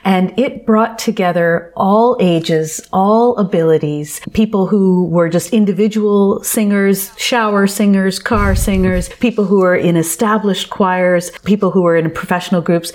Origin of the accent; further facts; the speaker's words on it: Toronto, Ontario, Canada; I was born and raised in Toronto